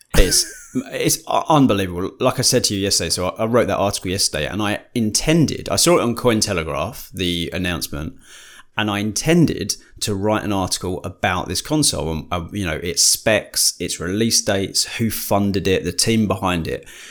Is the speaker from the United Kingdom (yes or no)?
yes; United Kingdom; we're British.